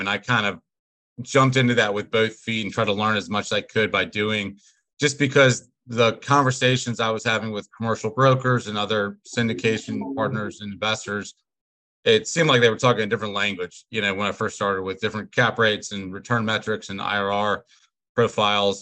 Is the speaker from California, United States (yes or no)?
no; Atlanta, Georgia, United States; moved away as an adult; now in Richmond, United States; I'm originally from Atlanta. Uh, I went to the University of Richmond. That's what brought me up here